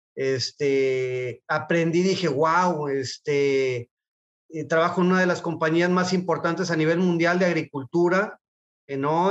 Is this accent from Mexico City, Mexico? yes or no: no; Guadalajara, Jalisco, Mexico; yo soy de Guadalajara, nací en Guadalajara, he vivido toda mi vida en Guadalajara